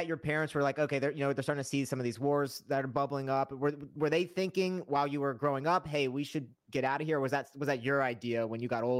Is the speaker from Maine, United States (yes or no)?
no; Western Pennsylvania, United States; where I grew up in Western Pennsylvania, it was 99.9% white.